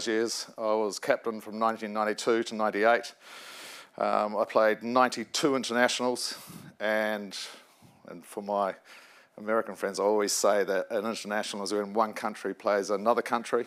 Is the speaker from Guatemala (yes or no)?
no; New Zealand; moved away as an adult; now in United Kingdom; this little fat kid growing up in New Zealand